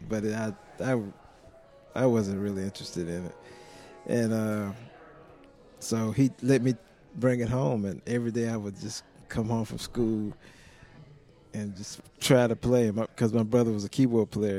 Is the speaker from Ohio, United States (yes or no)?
no; South Carolina, United States; now in Nashville, United States; I'm from South Carolina